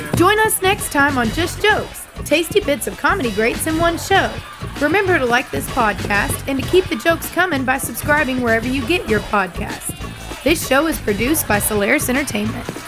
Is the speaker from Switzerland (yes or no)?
no; Arkansas, United States; moved away as an adult; also born or lived in Tennessee / Texas; I was born in Tennessee, raised in Arkansas, and moved to Texas when I was 18